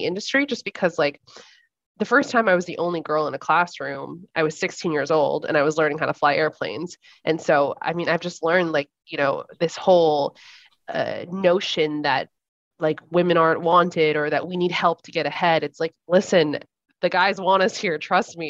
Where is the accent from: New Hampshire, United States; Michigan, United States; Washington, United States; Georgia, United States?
Washington, United States; I grew up in Washington State and was always around airplanes